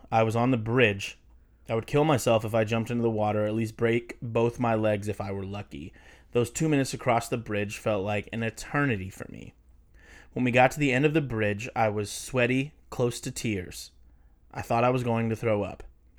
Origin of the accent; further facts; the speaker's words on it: Pennsylvania, United States; Yeah, I'm from Pennsylvania. This is how we talk there.